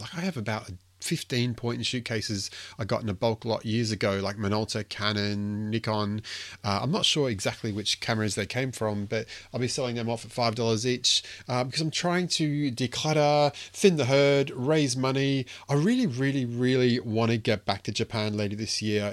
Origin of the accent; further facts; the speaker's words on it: Queensland, Australia; me being a, being a Queenslander